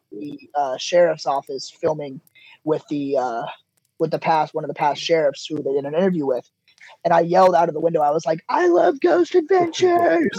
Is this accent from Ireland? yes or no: no; Charleston, Illinois, United States; I am from Charleston, Illinois